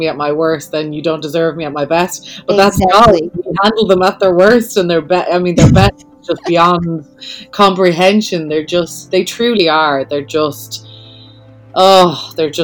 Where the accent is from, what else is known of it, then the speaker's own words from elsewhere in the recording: Dublin, Leinster, Ireland; moved away; I'm from Dublin